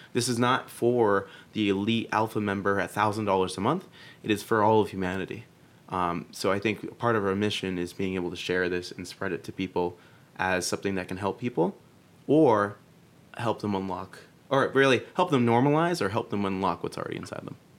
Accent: Boston, Massachusetts, United States; moved away as an adult; now in New York, United States; I'm actually from Boston

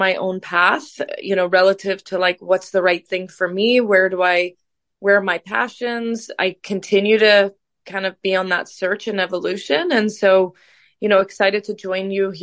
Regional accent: Canada; We grew up together in Canada.

